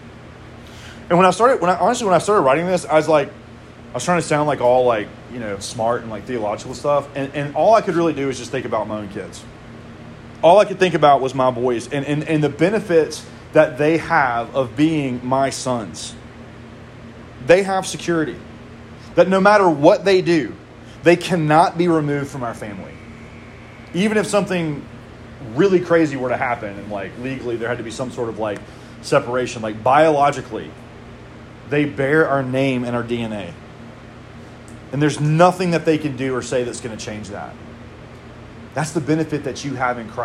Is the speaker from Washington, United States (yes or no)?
no; Mississippi, United States; moved away; I am from Mississippi